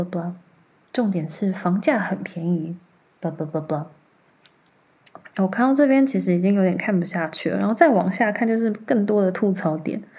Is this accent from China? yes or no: no; Taiwan; also born or lived in Thailand; 前两年我回泰国过年的时候，约了几个高中同学见面吃饭。呃，一个韩国人，两个泰国人，加上我一个台湾人。